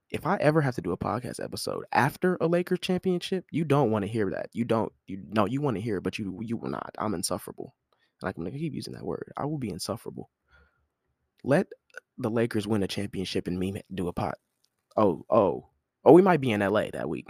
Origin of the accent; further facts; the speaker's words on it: United States; as an American